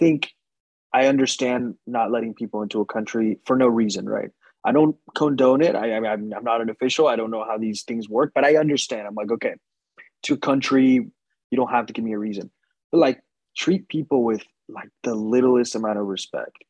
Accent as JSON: {"language": "English", "country": "United States", "said": "I'm American"}